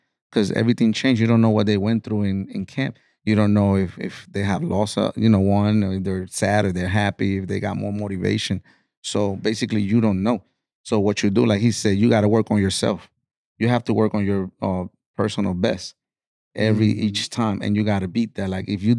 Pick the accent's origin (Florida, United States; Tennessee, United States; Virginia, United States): Florida, United States; My style is, we're from Florida. Man, we got that rowdy, you know, that style